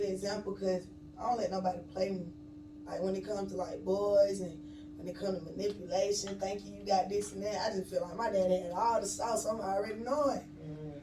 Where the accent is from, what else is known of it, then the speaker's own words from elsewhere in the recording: Atlanta, Georgia, United States; I'm originally from Atlanta. Really, like, all parts of Atlanta